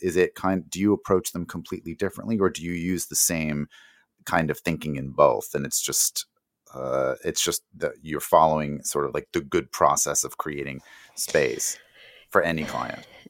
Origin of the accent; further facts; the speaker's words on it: outside of New York, United States; I grew up outside of New York